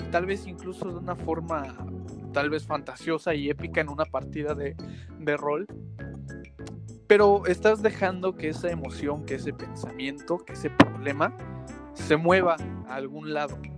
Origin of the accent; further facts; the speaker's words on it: Xalapa, Veracruz, Mexico; Somos de Jalapa, por si alguien nos escucha fuera de Jalapa, Veracruz, México.